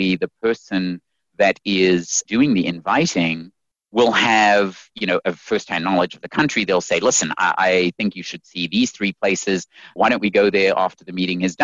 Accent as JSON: {"language": "English", "country": "South Africa", "tie": "born or raised there", "also_born_or_lived": "Zimbabwe", "moved": "yes", "lives_now": "United States", "said": "I was born in Zimbabwe and then raised in South Africa and then came over here to America."}